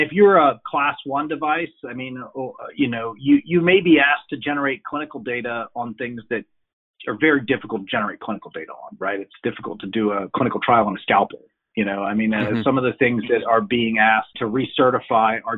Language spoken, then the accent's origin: English; United States; moved away as an adult; now in Europe; as an American who's lived in Europe for 20 years